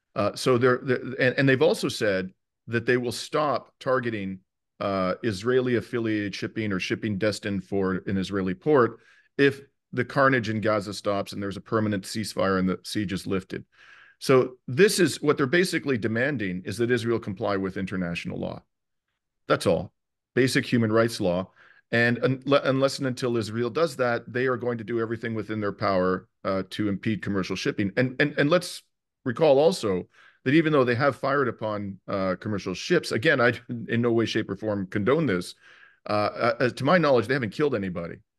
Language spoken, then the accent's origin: English; Canada; as a Canadian